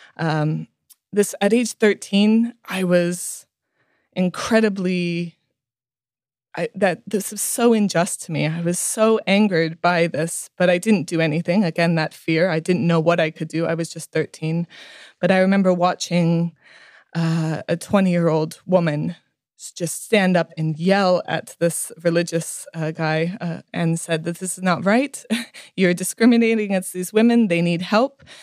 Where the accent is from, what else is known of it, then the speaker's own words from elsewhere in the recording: India; so I was born and raised in India uh, to very hippie parents who believed in uh, in really um, showing us the world